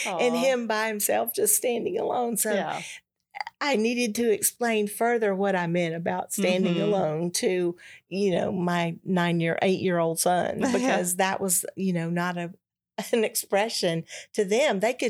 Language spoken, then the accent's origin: English; Georgia, United States; And I'm from Georgia.